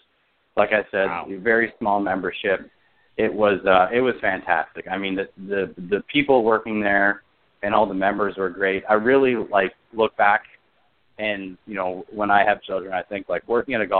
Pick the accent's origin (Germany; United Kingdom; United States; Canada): Canada; Toronto, Ontario; Being a Canadian guy and being from the Toronto area